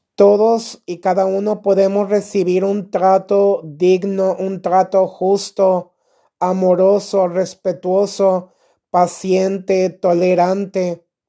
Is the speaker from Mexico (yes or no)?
yes; Mexico; Aquí en mi país, México